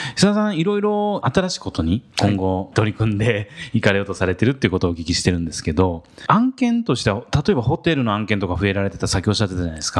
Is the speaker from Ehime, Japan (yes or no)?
no; Osaka, Japan; 僕もあの、西成の方出身なんで